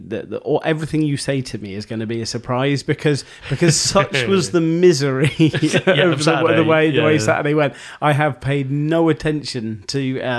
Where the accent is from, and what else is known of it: Oxford, South East England, United Kingdom; born or raised there